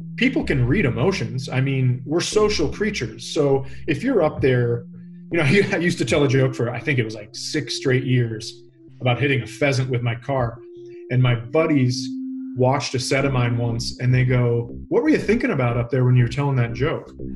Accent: Minnesota, United States; I'm from Minnesota

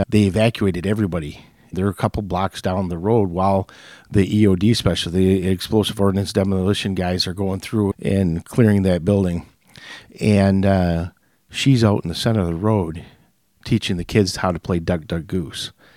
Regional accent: Hemlock, Michigan, United States; I grew up in Hemlock, and as the people in Frankenmuth would call me, I'm a West Sider, West Side

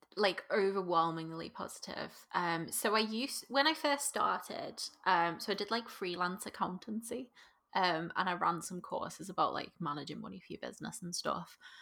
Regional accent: Liverpool, North West England, United Kingdom; accent: Scouse; as a scouser

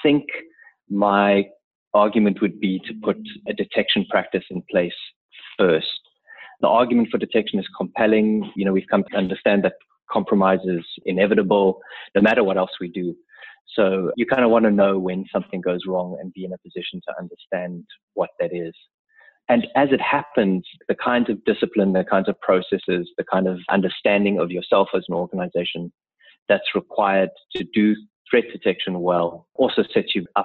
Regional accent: South Africa; also born or lived in Cape Town; I'm a South African based out of our offices in Cape Town

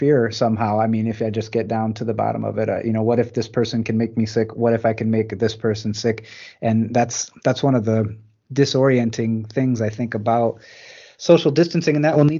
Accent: Michigan, United States; moved away as an adult; also born or lived in Botswana / Ohio; I grew up in blue collar Michigan

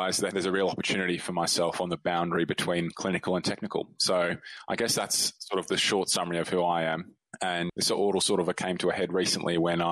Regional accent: Australia; I'm an Australian doctor

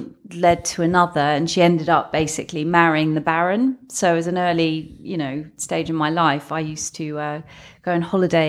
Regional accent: London, United Kingdom; born there; also born or lived in Hadley Wood; Well, originally born in North London, so Woodside Park.

